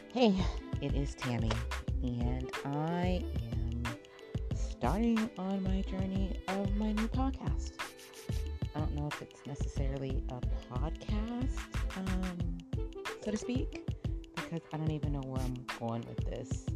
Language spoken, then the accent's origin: English; Southern California, United States; I'm from Southern California and that's where all the palm trees are in Southern California. You know, everybody wants to live over on the west side and wants to experience the beach and the palm trees. And so, yeah, I've lived here my whole entire life